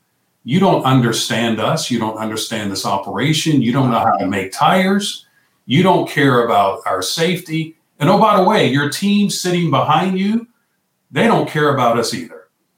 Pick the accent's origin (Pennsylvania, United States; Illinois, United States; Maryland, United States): Pennsylvania, United States; Pittsburgh; moved away as an adult; also born or lived in Hampton, Virginia / Ohio; I am originally from Pittsburgh, Pennsylvania. I'm 55, originally from Pittsburgh, Pennsylvania.